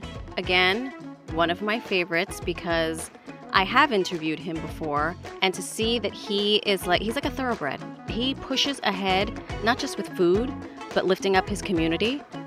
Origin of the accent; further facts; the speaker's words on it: New York City, New York, United States; I'm from the Bronx.